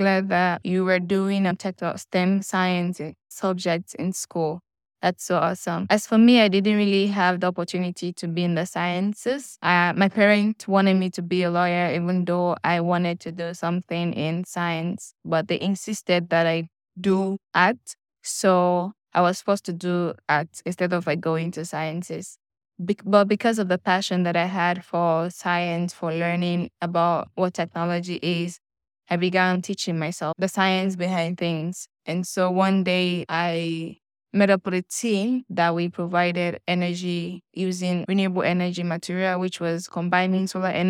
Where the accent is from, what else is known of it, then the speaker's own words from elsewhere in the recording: Sierra Leone; I'm from Sierra Leone. I'm 22 years old